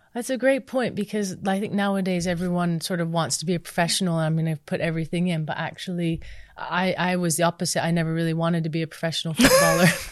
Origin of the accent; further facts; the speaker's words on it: United States; moved away; growing up in the States